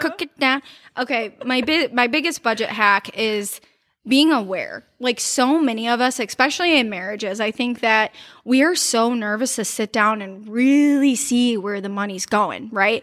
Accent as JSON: {"language": "English", "town": "Cleveland", "region": "Ohio", "country": "United States", "said": "some people in Columbus have said that they know that I'm from Cleveland because of the way I talk"}